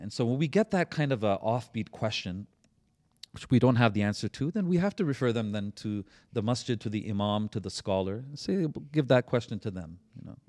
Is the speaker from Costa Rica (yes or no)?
no; Canada; I'm that Canadian brother